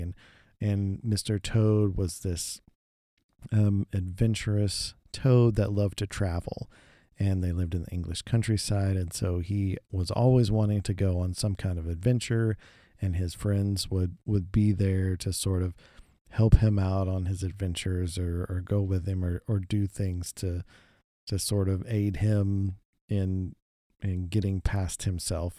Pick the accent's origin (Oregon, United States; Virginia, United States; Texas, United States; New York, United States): Texas, United States; we're from Texas